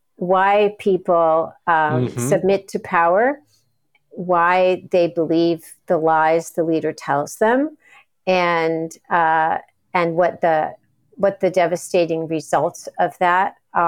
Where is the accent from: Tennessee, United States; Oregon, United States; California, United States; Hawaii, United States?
California, United States; Pacific Palisades; So I grew up in California in a town, Pacific Palisades, that was a place and towns around it where a lot of exiles from Nazism settled.